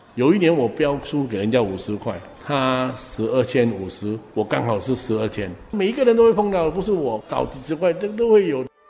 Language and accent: Chinese; Singapore; 我是从小在牛车水长大，我每一年都是这样过啊。以前我很小的时候，我父母也是在这边做生意